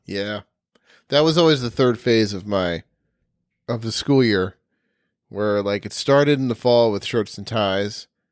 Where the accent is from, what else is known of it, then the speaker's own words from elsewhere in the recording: Ithaca, New York, United States; I was born and raised in Ithaca